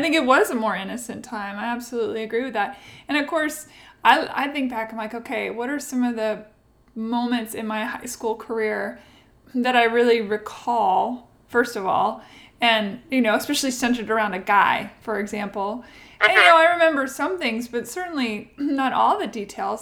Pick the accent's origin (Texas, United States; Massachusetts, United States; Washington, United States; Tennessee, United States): Washington, United States; now in Nashville, United States; Yeah, I live in Nashville, but Washington State is where I grew up.